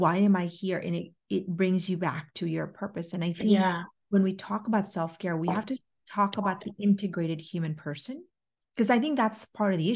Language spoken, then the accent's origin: English; Philippines; I am Filipino